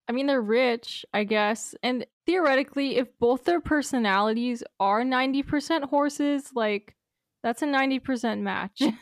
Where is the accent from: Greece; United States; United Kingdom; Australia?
United States; as an American